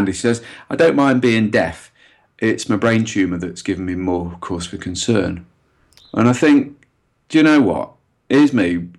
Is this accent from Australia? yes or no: no; Derby, East Midlands, United Kingdom; I'm from Derby